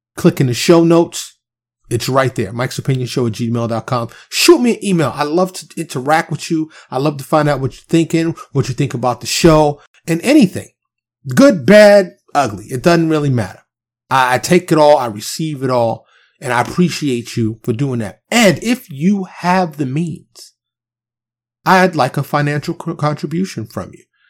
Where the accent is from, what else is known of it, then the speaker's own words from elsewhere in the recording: New York City, New York, United States; I'm a kid from Harlem in the South Bronx, right? Kid running around the streets of New York City, single parent home